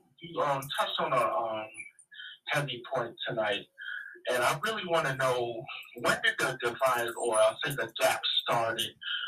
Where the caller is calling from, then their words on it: New York, United States; calling out of Jamaica, Queens, New York.